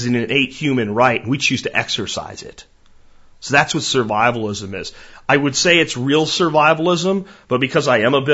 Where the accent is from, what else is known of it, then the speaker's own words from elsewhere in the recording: United States; as an American